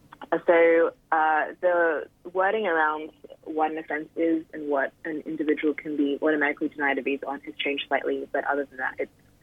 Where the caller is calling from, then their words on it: New South Wales, Australia; Yeah, I'm joining from Darug Country, which is also known as Western City.